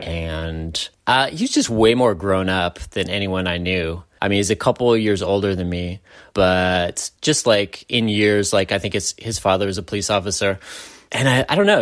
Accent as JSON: {"language": "English", "town": "San Francisco", "region": "California", "country": "United States", "tie": "born or raised there", "said": "growing up in San Francisco"}